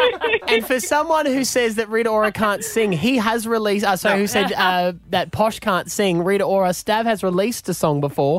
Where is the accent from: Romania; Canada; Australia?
Australia; Gladstone, Queensland; moved away; I grew up in Gladstone.